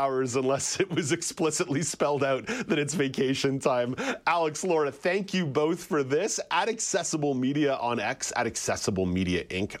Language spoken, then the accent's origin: English; Montreal, Quebec, Canada; Growing up in Montreal